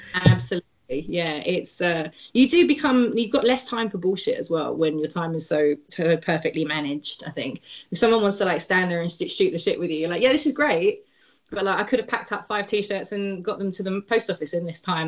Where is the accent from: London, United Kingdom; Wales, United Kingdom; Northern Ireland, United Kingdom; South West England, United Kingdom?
London, United Kingdom; moved away as an adult; now in Oakland, United States; growing up in London.